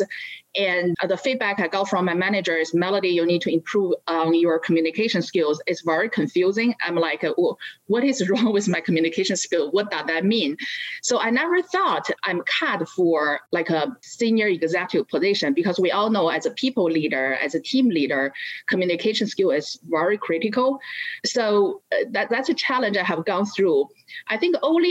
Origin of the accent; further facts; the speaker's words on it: China; first language Chinese; English is a second language; moved away as an adult; now in United States; I was born and raised up in China, and I went to college in Beijing